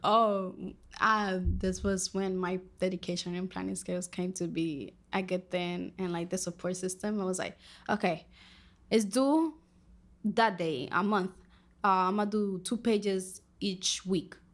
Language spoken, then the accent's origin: English; Dominican Republic; first language Spanish; English is a second language; moved away; I am from Dominican Republic.